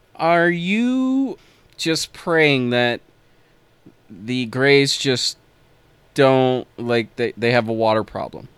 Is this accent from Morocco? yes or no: no; United States; as an American